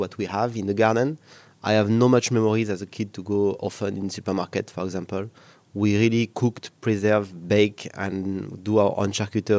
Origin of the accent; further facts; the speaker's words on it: Cantal, Auvergne-Rhône-Alpes, France; English is a second language; moved away as an adult; now in Singapore; my hometown of Cantal in Auvergne